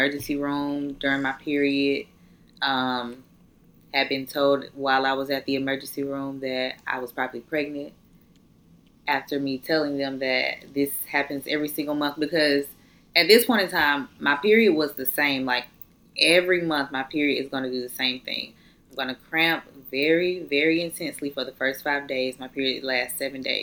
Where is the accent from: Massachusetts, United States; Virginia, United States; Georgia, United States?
Georgia, United States; Atlanta; moved away as an adult; now in Valdosta, United States; I'm in college, not where I'm from. I'm from Atlanta.